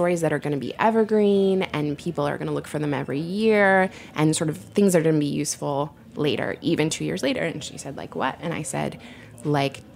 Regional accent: Portland, Oregon, United States; I'm from Portland

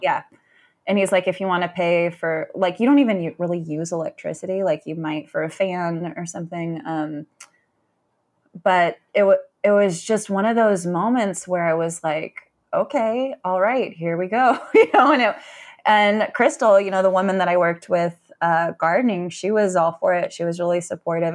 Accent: San Francisco, California, United States; moved away as an adult; now in Ann Arbor, United States; I grew up in Northern California

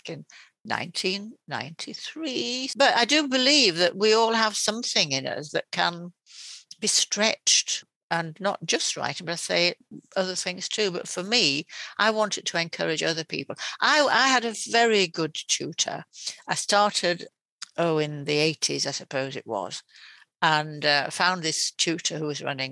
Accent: Yorkshire and the Humber, United Kingdom; now in East Yorkshire, United Kingdom; I'm from West Yorkshire, and yet I came to East Yorkshire

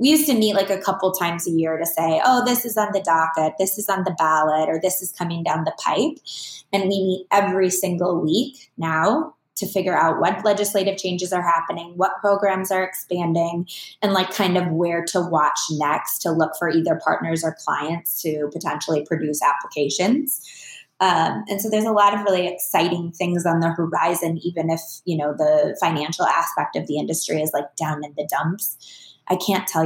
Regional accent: Minnesota, United States; moved away as an adult; now in Phoenix, United States; I'm originally from Minnesota. I was born and raised there. I've lived in Phoenix longer than I ever lived in Minnesota because I moved here when I was relatively young.

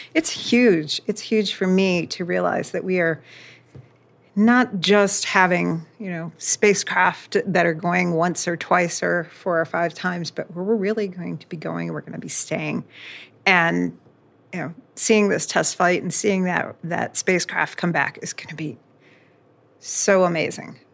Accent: just south of the Cape, Florida, United States; I grew up in Florida, just south of the Cape, and I grew up in the Apollo era

